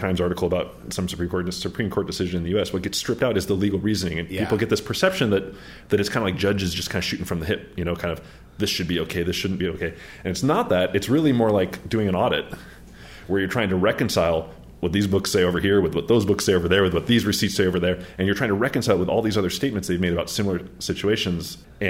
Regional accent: Japan; born there; in the year that I was born in Japan, 1973 in Japan

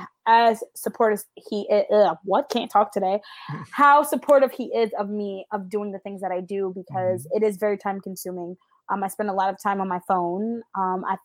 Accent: upstate New York, United States; moved away as an adult; also born or lived in Bronx, New York / Iowa / Texas; we moved back to where we did upstate, where I lived and stayed until I was 27.

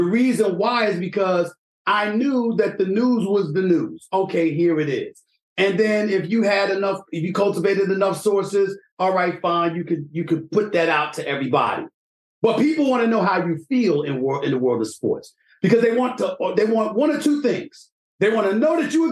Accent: New York City, New York, United States; I'm from the streets of New York City, bro.

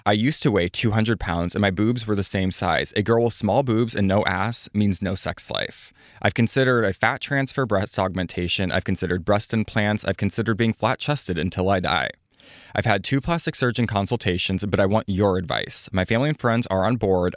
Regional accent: Midwest, United States; I'm from the Midwest

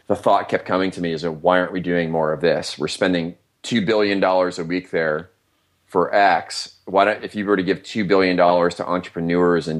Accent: Iowa, United States; moved away; I'm from Iowa originally

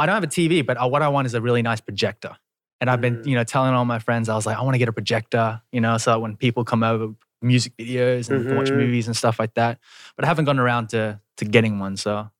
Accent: Australia; moved away as an adult; now in Korea; I'm Australian.

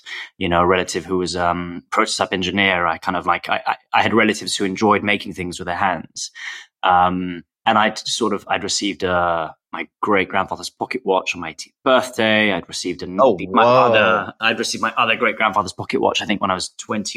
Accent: London, United Kingdom; also born or lived in Paris / Russia; I'm from London. I was born in London. I've lived here with the exception of a couple of years in Paris and actually in Russia

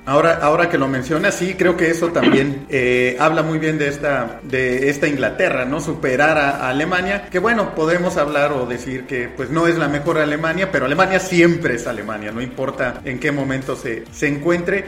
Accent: Mexico; acá en México

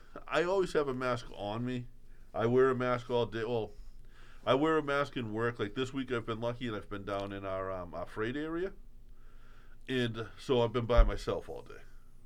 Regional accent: Boston, Massachusetts, United States; growing up in Southie

